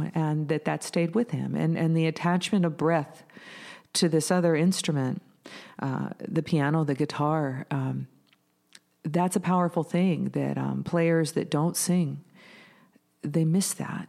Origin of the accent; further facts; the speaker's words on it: Bellingham, Washington, United States; I was born in Bellingham, Washington